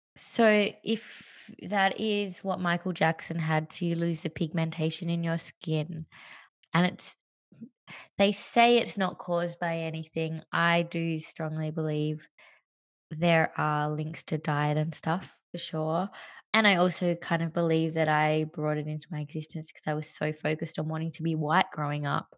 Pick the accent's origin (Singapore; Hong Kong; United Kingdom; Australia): Australia; first language English; also born or lived in Sri Lanka / Western Australia / New York; I was adopted and I grew up in Australia